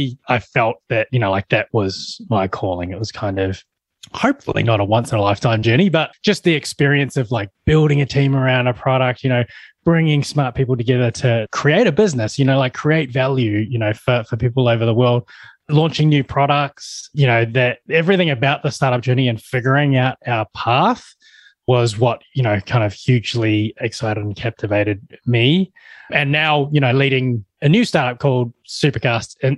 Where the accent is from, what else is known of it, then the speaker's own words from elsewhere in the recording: New Zealand; I'm a Kiwi, that I'm born and bred in New Zealand